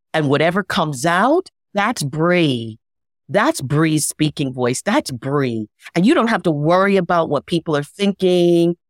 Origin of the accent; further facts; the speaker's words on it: New York City, New York, United States; I'm from New York City